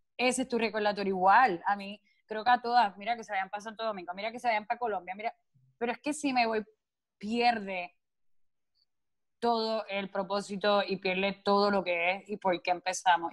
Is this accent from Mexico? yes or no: no; Puerto Rico; siendo una isla caribeña, una isla que se presta, o sea, somos playeros, vivimos, o sea, es nuestra cultura